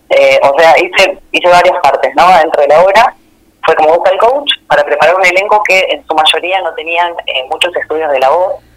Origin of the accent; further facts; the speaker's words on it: General Villegas, Buenos Aires Province, Argentina; now in Buenos Aires, Argentina; yo no nací ahí, ¿no? Pero yo siento y digo que soy de ahí